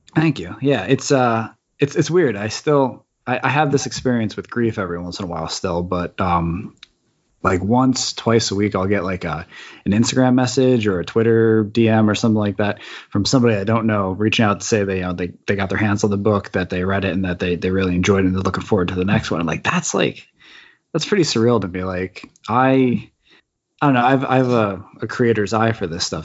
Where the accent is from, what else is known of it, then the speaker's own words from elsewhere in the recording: East Coast, United States; now in California, United States; I'm originally from the East Coast, and now I'm in California